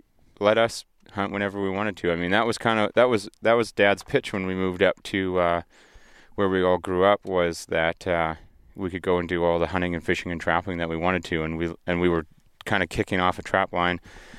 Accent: Vanderhoof, British Columbia, Canada; Vanderhoof, BC, geographical center of British Columbia.

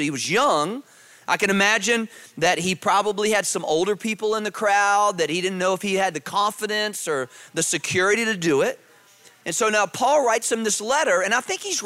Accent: Virginia, United States; I grew up in Virginia

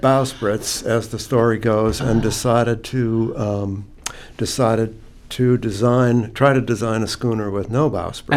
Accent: New Hampshire, United States; moved away as an adult; now in Gloucester, United States; I grew up in New Hampshire.

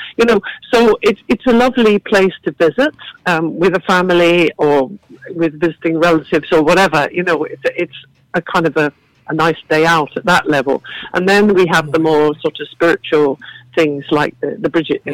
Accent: England, United Kingdom; also born or lived in Galway, Ireland; now in Ireland; you can tell from my accent I didn't grow up here. I grew up uh, on a farm in England

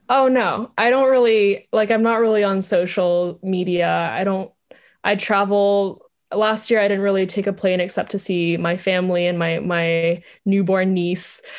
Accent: Vietnam; moved away; I grew up in Vietnam

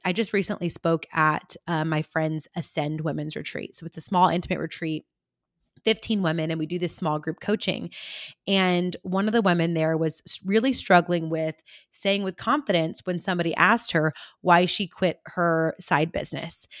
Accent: California, United States; I'm from California

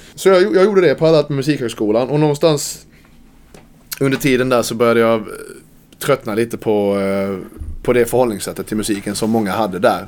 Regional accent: Karlskrona, Blekinge, Sweden; now in Malmö, Sweden; Karlskrona, min hemstad

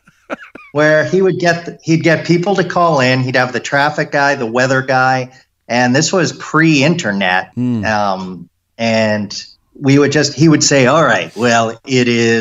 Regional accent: Needham, Massachusetts, United States; I was born and raised in Needham

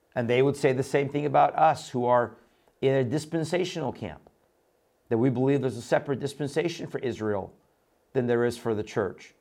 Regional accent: Iran; moved away; I was born in Iran. I came out of the Middle East

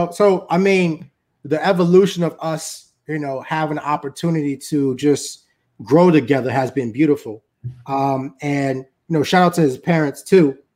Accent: Jamaica; You know, so until I go to Haiti, right, I'm Jamaican.

